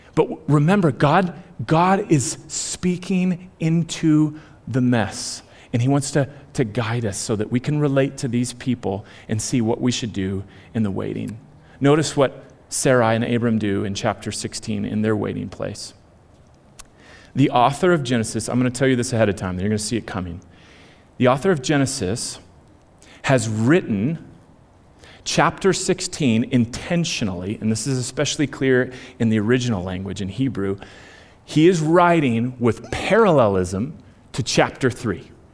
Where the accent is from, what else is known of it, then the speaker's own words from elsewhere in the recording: United States; I am born and bred in America in the 21st century